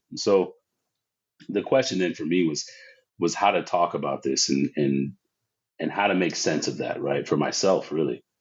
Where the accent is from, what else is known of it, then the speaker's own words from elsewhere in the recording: San Diego, California, United States; grew up in, in Southern California, uh, San Diego specifically and and growing up in San Diego as a as a black person